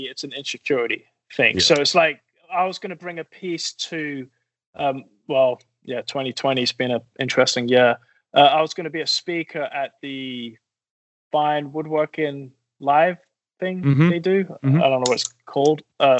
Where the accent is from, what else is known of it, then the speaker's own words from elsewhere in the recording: England, United Kingdom; And I'm from England. It's not a swear word in England.